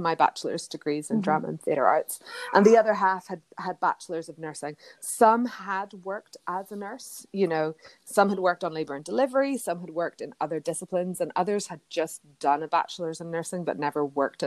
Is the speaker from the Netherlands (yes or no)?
no; Ireland; moved away as an adult; now in New York, United States; I come from Ireland